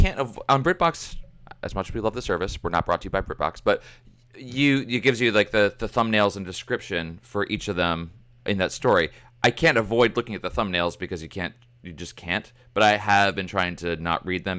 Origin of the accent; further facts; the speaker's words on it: United States; I'm American